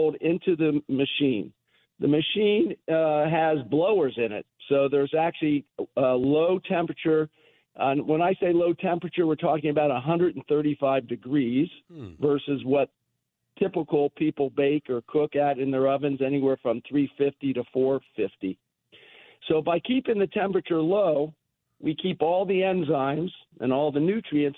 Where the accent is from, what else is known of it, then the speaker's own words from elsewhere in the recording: United States; As an American